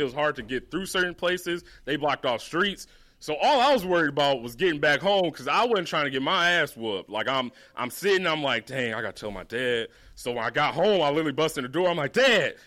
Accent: West Bloomfield, Michigan, United States; I'm from West Bloomfield

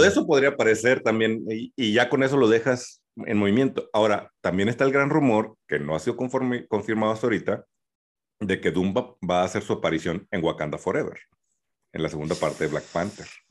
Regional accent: Mexico

